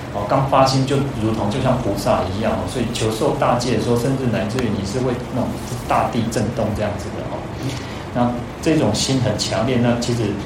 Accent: Changhua County, Taiwan; 像我们是彰化人嘛， 那彰化，那个， 其实彰化就是口音还是有点不一样，然后去到高雄的时候，小时候，那时候也很小嘛，十一岁到高雄

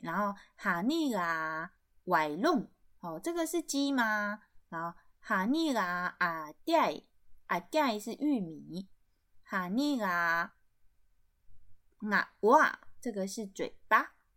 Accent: Taiwan; 从小在部落看到这个结婚的习俗

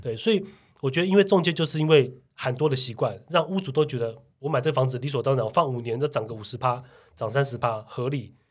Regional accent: Taiwan; 我们台湾人

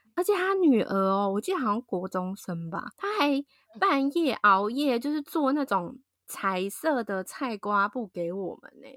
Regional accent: southern Taiwan, Taiwan; 就很像我们那种台湾南部人的感觉

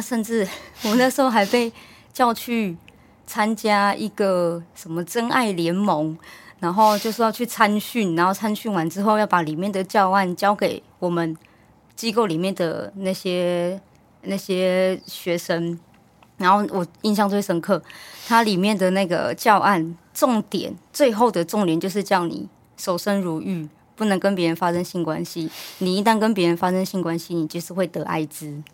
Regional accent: Hualien, Hualien County, Taiwan; moved away as an adult; also born or lived in Taipei; 我本身是花莲人嗯。我又读花莲的大学，然后就也在花莲找第一份工作

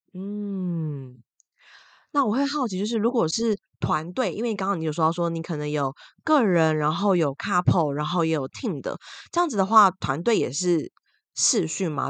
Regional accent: Taiwan; 像威尼我们都是台湾人嘛

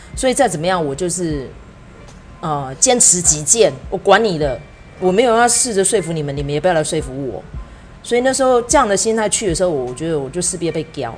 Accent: Taiwan; 身为一个在台湾土生土长的中年妇女

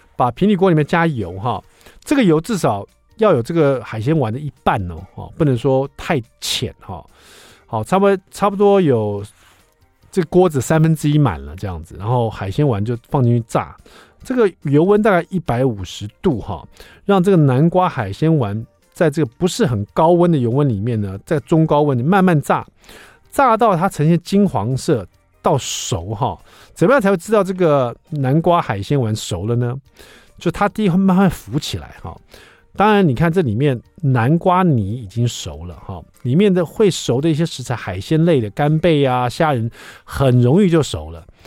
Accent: Taiwan; 我们台湾，现在很多小朋友他会学到很多母语

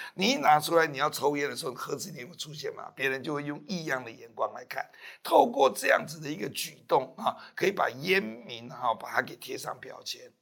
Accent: Taiwan; 那我们台湾这边政府绝对不可能帮你做。

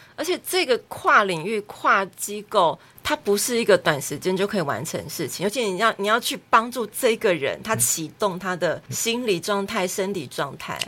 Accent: southern Taiwan, Taiwan; 你说我们南部人他避暑就对了。

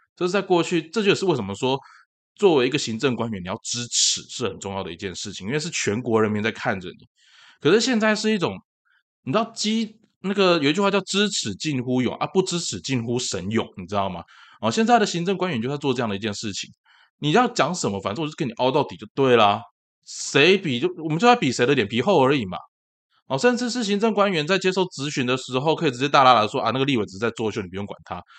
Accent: Tainan, Taiwan; 我是台湾人，我在台南出生，我在台南长大

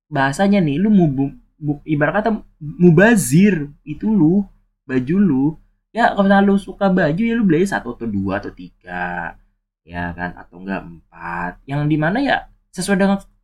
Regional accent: Tangerang, Banten, Indonesia; moved away; kota gua sendiri, kota Tangerang

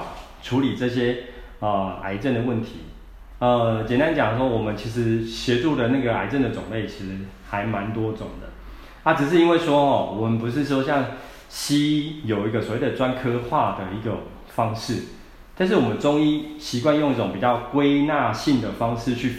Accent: Taiwan; 那或者是他，你在我们台湾人来讲的话，又很喜欢常吃一些刺激性的食物啊

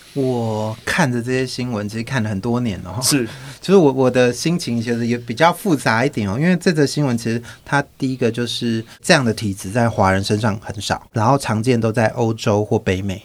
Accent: Taitung County, Taiwan; 我自己其实是乡下，我是台东人，就是一个非常偏乡的乡下

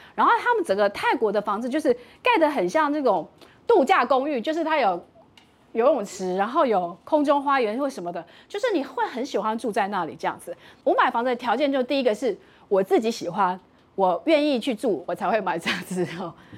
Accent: Taiwan; 所以我觉得我们台湾人也很骄傲，因为我们台湾人在 ETF 上面的金融知识其实还蛮厉害。

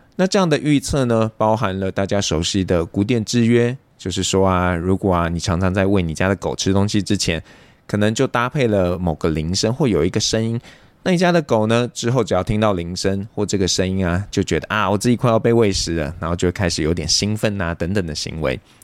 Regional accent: Taipei, Taiwan; 像我自己啊，是一个土生土长的台北人

